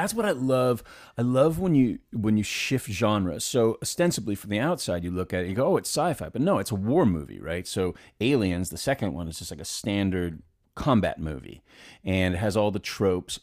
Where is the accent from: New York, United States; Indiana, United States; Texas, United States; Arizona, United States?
New York, United States; New York City; I grew up in Manhattan